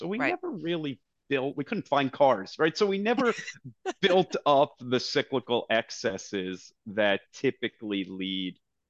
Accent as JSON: {"language": "English", "region": "New Jersey", "country": "United States", "tie": "born or raised there", "said": "I'm a kid from New Jersey."}